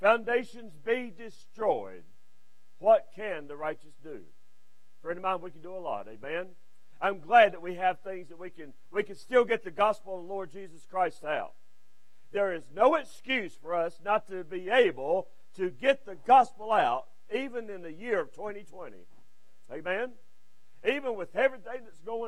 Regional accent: Westfield, United States; Westfield, which is my hometown. I wasn't born there, but I was raised in Westfield

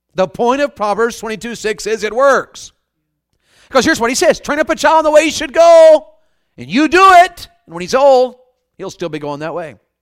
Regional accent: the South, United States; I was raised in the South, and, and Southerners sometimes are a little pigheaded about things.

